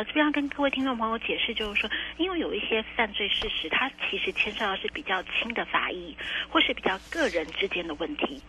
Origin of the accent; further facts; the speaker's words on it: Taiwan; 我们台湾人真的是心地善良